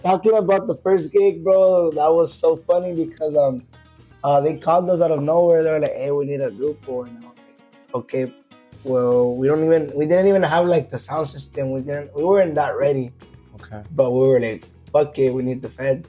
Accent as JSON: {"language": "English", "area": "Coachella Valley", "region": "California", "country": "United States", "tie": "born or raised there", "said": "originally, I'm from the Coachella Valley"}